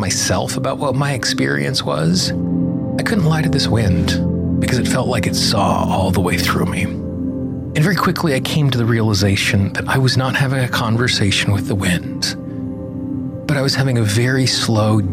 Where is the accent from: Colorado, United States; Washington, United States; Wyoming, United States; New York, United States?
Wyoming, United States; Casper; I grew up in Casper, Wyoming